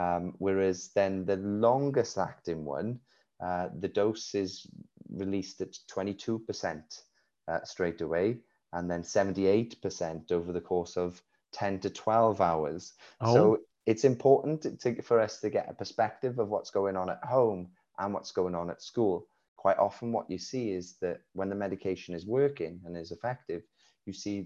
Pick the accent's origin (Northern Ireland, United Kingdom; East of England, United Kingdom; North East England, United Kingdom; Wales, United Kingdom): Wales, United Kingdom; accent: Welsh; We live in Wales, you can hear by my accent